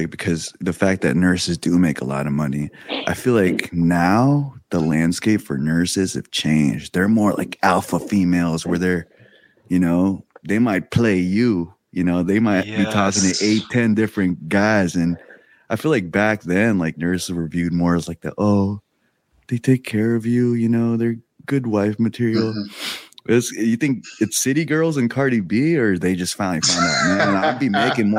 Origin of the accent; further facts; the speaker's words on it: Philippines; one of the talking points I wanted to bring up here, I'm excited to bring up, is being Filipino.